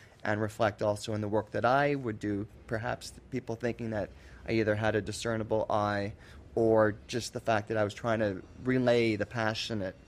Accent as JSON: {"language": "English", "country": "Canada", "said": "being a Canadian myself"}